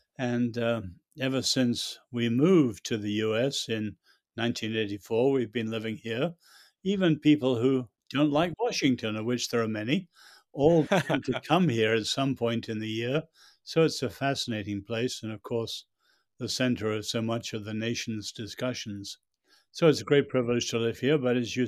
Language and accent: English; China; born there; My parents were born in China, and I was born in China. I and my two brothers were born in World War II.